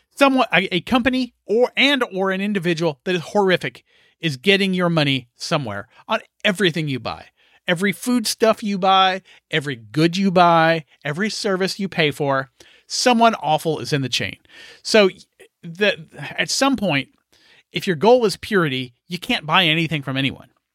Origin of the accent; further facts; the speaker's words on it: United States; I'm an American